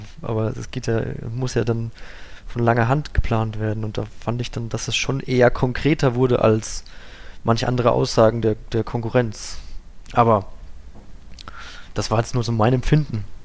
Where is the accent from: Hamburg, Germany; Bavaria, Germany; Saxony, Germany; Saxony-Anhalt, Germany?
Bavaria, Germany; also ich kenne ähm, das auch aus meinem Heimatort. Wir waren auch immer an der Fränkischen Saale